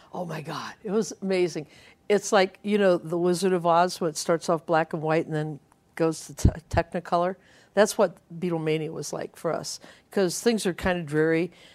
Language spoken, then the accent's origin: English; Ohio, United States; I was growing up in Ohio